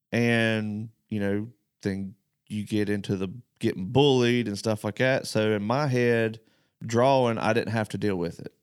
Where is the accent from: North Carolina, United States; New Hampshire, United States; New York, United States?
North Carolina, United States; moved away; I'm the only one from North Carolina that works here.